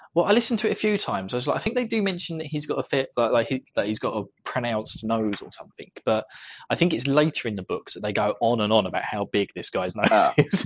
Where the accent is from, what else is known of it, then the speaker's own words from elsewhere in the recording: United Kingdom; accent: British; my British accent